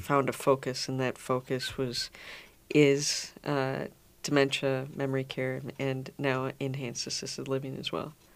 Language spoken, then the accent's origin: English; Minnetonka, Minnesota, United States; I grew up in Minnesota. I grew up in Minnetonka